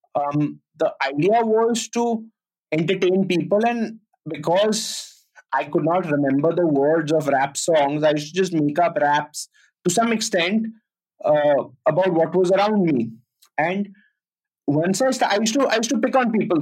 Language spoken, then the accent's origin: English; Delhi, India; moved away as an adult; also born or lived in Pune; I'm from Delhi and I'm studying in Pune